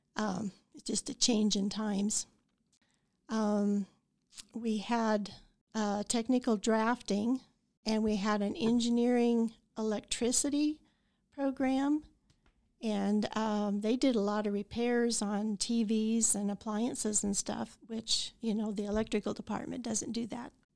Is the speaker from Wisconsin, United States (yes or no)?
no; Idalia, Colorado, United States; also born or lived in Saint Francis, Kansas; now in Goodland, United States; I grew up in Idalia, Colorado, graduated from Saint Francis, came back here to go to the college